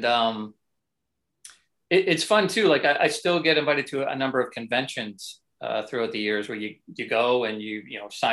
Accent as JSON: {"language": "English", "country": "Canada", "said": "as a Canadian"}